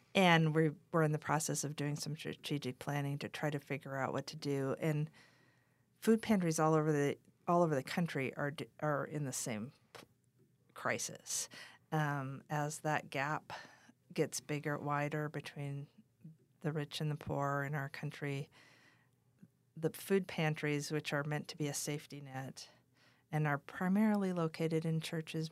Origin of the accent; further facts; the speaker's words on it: Wahpeton, North Dakota, United States; also born or lived in Dripping Springs, Texas; now in Taos, United States; I grew up in Wapaden, North Dakota